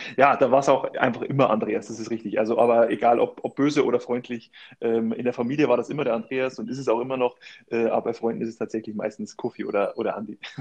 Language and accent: German; Vilshofen an der Donau, Bavaria, Germany; moved away; in meiner Heimatstadt da in Vilshofen trainiert habe